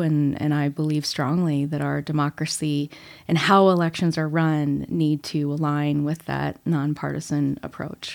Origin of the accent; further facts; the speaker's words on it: Illinois, United States; moved away as an adult; now in Colorado, United States; I grew up in Illinois. I moved to Colorado in two thousand five, so I've been here a long time now